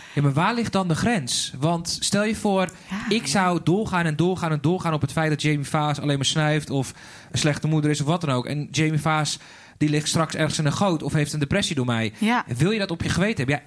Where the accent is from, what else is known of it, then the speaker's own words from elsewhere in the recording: Zaanstad, North Holland, Netherlands; also born or lived in Sweden; ik ben eigenlijk opgegroeid in uh, eh, Een eh, klein dorpje in de Zaanstad.